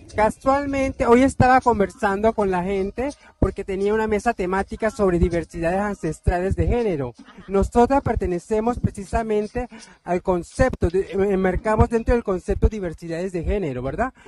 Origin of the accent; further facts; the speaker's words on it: Panama; Yo soy indígena, soy cuna panameña